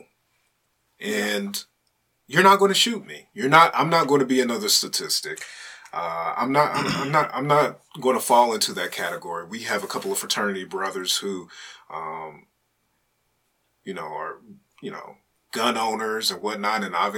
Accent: United States; as an American citizen

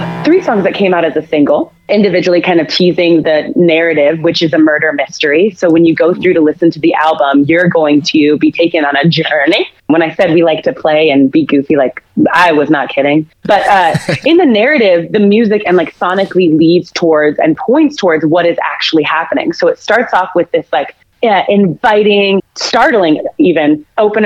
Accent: Phoenix, Arizona, United States; moved away as an adult; now in Kansas City, United States; I've been in Kansas City for about 8 years, but I am originally from Phoenix, Arizona

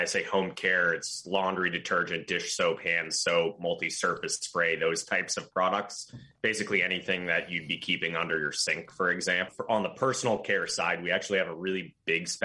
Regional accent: Belmont, Massachusetts, United States; moved away as an adult; now in New York, United States; I grew up in Belmont, Massachusetts with a 617 number

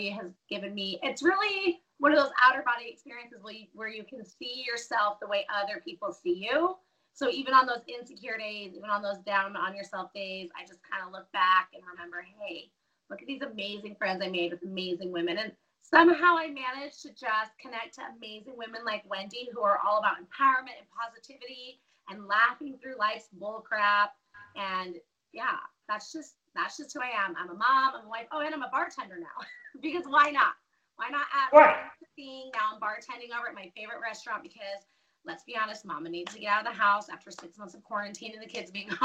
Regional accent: Denver, Colorado, United States; moved away as an adult; now in Caldwell, United States; I was born and raised in Denver.

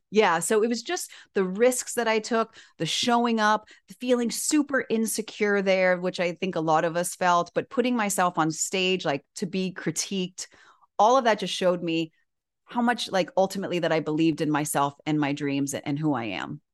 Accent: Miami, Florida, United States; moved away as an adult; also born or lived in Syracuse, New York; born and raised in Miami

